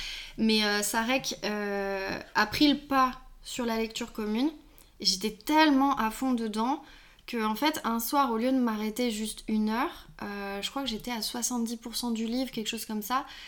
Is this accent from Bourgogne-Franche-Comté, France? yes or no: no; Lyon, Auvergne-Rhône-Alpes, France; je suis lyonnaise